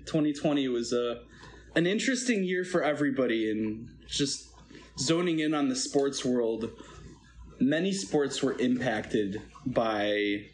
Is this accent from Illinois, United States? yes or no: yes; Chicago, Illinois, United States; I grew up in the Lakeview area and spent many a night games in the bleachers out at Wrigley Field